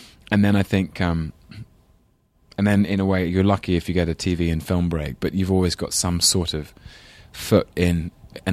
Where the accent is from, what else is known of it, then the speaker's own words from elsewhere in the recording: London, United Kingdom; accent: English London accent; I know I'm half Scottish and half English. And so my father's side is all Scots. And he has a Scottish accent. My grandfather, his dad, had a really strong Glaswegian accent. I used to call him up on Sundays with my very English London accent